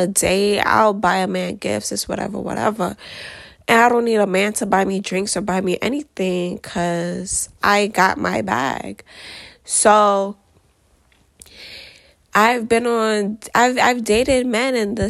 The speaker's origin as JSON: {"language": "English", "region": "New York", "country": "United States", "said": "I am from America, as you can tell by the accent, specifically New York, if you can't tell by the accent."}